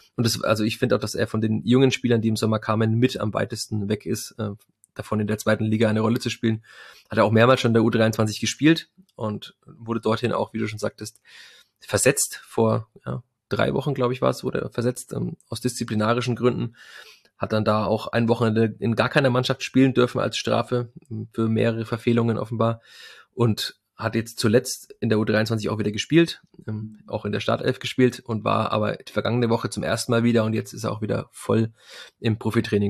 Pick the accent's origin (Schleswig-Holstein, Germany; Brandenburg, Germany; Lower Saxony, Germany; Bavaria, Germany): Bavaria, Germany; Fürth; bei uns in Franken und in Fürth